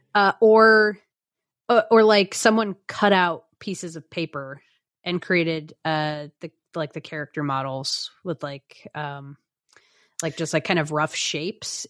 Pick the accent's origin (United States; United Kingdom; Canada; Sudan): United States; just as an American